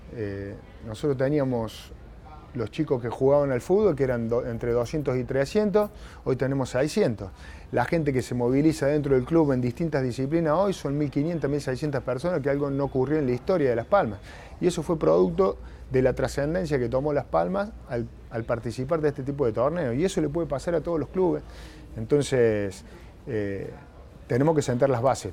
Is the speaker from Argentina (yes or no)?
yes; Argentina; en una sociedad como la Argentina